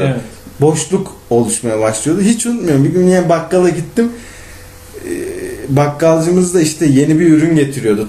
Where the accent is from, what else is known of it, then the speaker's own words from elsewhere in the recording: İzmir, Turkey; doğma büyüme İzmirli olduğum